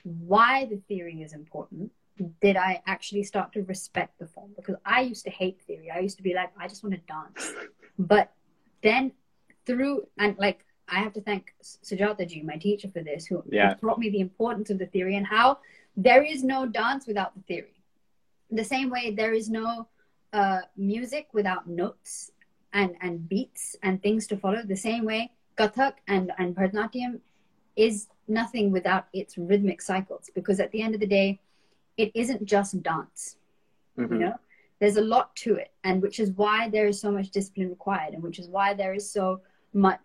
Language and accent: English; North India, India; I'm from North India.